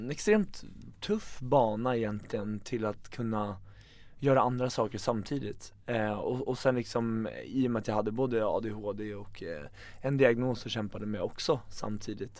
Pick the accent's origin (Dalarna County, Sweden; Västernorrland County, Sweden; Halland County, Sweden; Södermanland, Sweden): Södermanland, Sweden; Eskilstuna; sitta hemma i Eskilstuna